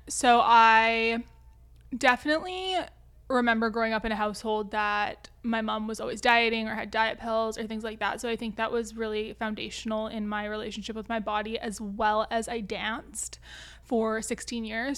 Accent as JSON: {"language": "English", "town": "Vancouver", "region": "British Columbia", "country": "Canada", "said": "I'm from Vancouver, Canada"}